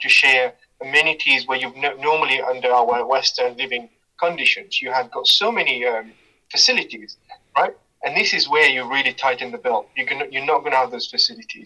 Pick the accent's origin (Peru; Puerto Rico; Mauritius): Mauritius; now in Leicester, United Kingdom; I grew up in Mauritius